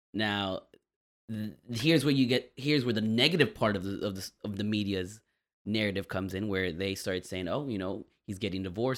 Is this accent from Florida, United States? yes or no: yes; Miami, Florida, United States; I grew up a Dolphins fan because it's the city I'm from